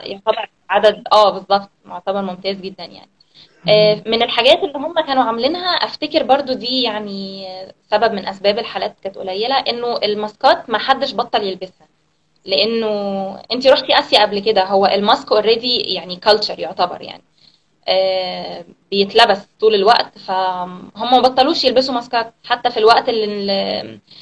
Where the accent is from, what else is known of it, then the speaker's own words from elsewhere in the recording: Alexandria, Alexandria Governorate, Egypt; moved away as an adult; now in Cambodia; انا من اسكندريه آه، وانا بقالي هنا في كمبوديا من 2015